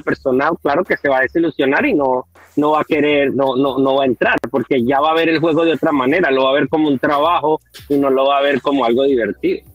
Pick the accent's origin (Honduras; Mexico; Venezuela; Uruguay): Venezuela; soy yo de Venezuela